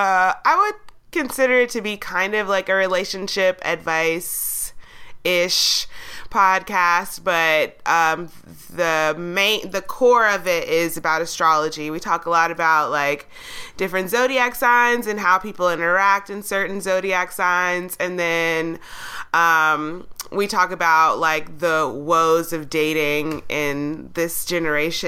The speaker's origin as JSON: {"language": "English", "town": "Atlanta", "region": "Georgia", "country": "United States", "tie": "born or raised there", "said": "I grew up in Atlanta"}